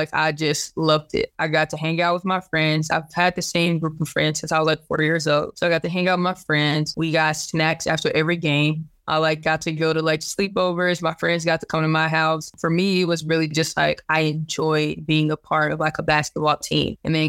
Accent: Duncanville, Texas, United States; So I'm originally from Duncanville, Texas, which is a suburb about 2 exits up from Dallas.

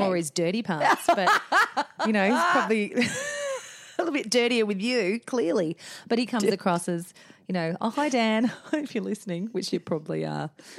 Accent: Adelaide, South Australia, Australia; also born or lived in Manchester, England; we're from Adelaide, South Australia.

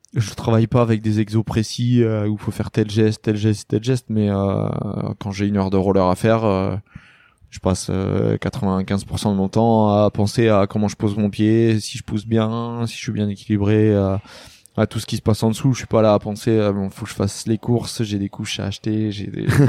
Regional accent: Lamballe, Brittany, France; j'ai commencé à Lamballe, donc euh, moi je suis de Lamballe

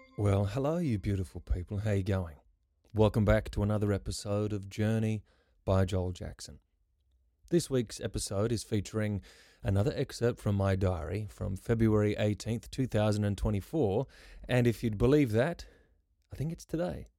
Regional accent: Karratha, Western Australia, Australia; I grew up in Karratha, which is tropical cyclone territory.

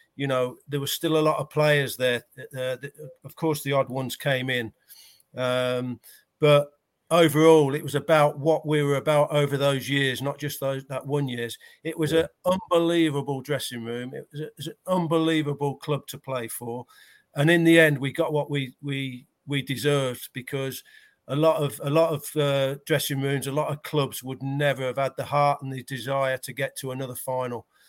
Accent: United Kingdom; we're British

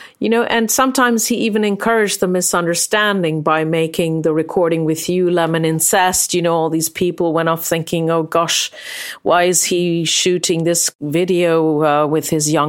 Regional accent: France; I grew up in France at that time

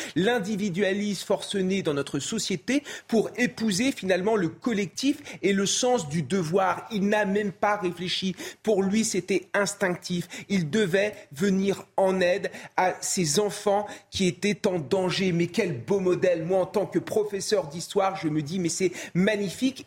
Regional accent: France; en tant que Français

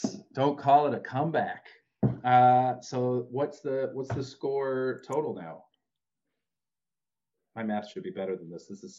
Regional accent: Rocky Mountains, United States; I love mountains. I love a good scenic view. I'm from the Rockies.

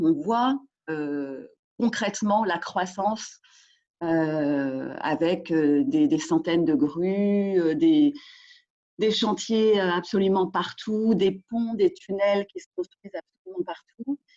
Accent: France; moved away as an adult; also born or lived in Wuhan, China / Shanghai, China / Beijing, China; quand on est français en Chine

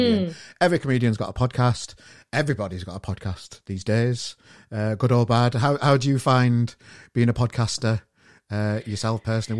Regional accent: Sheffield, Yorkshire and the Humber, United Kingdom; now in Manchester, United Kingdom; I'm from Sheffield originally, but I live in Manchester now

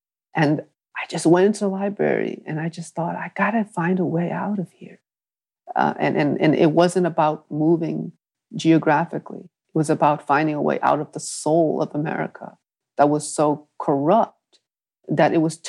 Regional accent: New England, United States; but I think for something about growing up in New England pushed me there even further, because I just saw so much wealth and privilege.

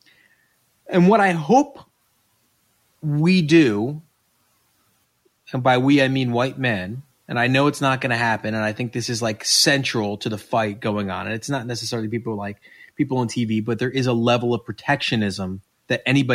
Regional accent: Westchester, New York, United States; I grew up in Westchester

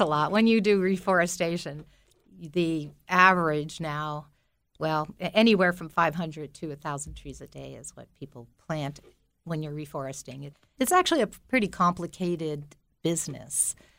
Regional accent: Belleville, New Jersey, United States; I grew up in Belleville, New Jersey, and my family had a tavern business called Binky's Tavern, and I lived on top of it for nineteen years before I went away to college

